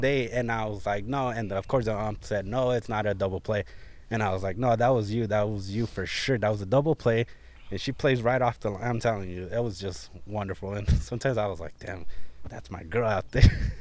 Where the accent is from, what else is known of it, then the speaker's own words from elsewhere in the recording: Artesia, California, United States; I grew up in Artesia, California. I lived there for pretty much thirty-one years